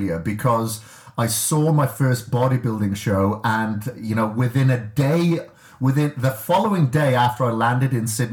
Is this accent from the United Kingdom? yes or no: yes; Wales, United Kingdom; I grew up in Wales and I grew up on a farm